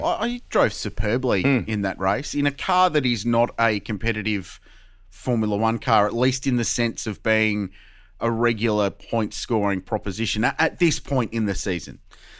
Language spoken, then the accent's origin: English; Adelaide, South Australia, Australia; I grew up in Adelaide. I grew up with the Australian Grand Prix